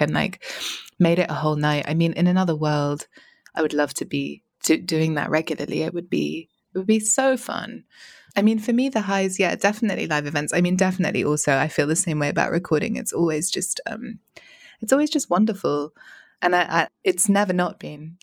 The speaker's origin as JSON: {"language": "English", "region": "England", "country": "United Kingdom", "also_born_or_lived": "Paris", "said": "I'm English"}